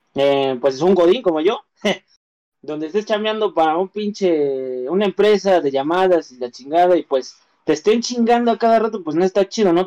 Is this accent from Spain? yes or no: no; Mexico; nosotros como mexicanos